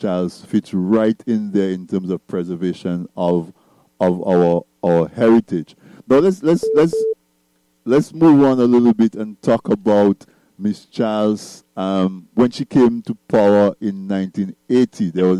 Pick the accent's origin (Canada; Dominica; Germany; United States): Dominica; I grew up in Dominica as well.